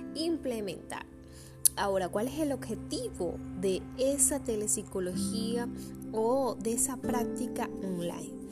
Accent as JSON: {"language": "Spanish", "country": "Venezuela", "said": "yo me encuentro en Venezuela"}